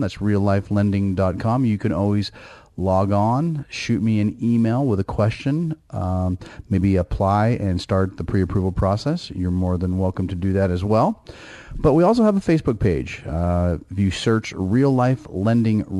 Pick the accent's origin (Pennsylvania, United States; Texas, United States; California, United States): California, United States; Bay Area; I grew up in the Bay Area, know Northern California very well